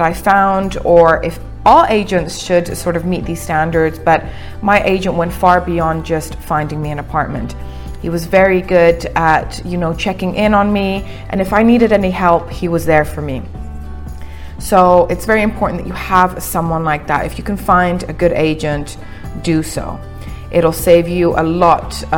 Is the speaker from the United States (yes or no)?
no; Cyprus; moved away as an adult; also born or lived in England; now in Dubai, United Arab Emirates; I was born and raised in Cyprus, and 10 years ago, at the age of 18, I relocated to England.